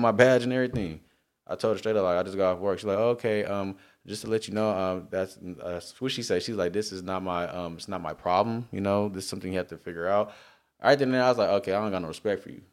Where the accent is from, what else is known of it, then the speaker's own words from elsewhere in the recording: Long Beach, California, United States; I'm from Long Beach